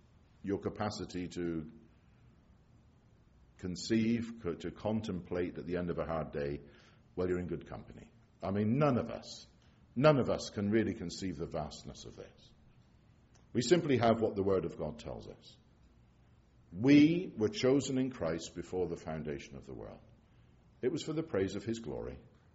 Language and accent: English; England, United Kingdom; now in Scotland, United Kingdom; I'm English, but I live in Scotland, have done for a lot of years now.